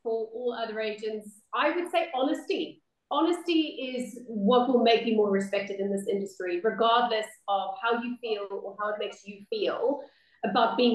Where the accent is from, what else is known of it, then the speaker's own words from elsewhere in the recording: South Africa; moved away; I'm obviously from the Southern Hemisphere, South Africa